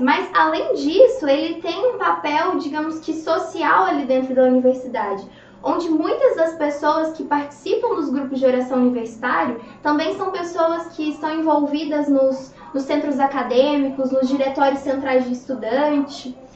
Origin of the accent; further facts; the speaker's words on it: Araxá, Minas Gerais, Brazil; moved away as an adult; now in Sinop, Brazil; eu sou de Minas Gerais. A minha cidade é Araxá. E aí eu vim para Sinop no ano de 2015